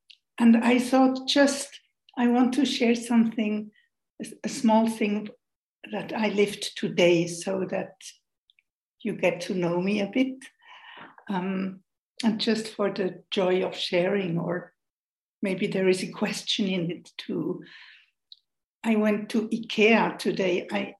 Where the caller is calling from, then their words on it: Switzerland; I'm joining you from Switzerland, where we watch very much the hour.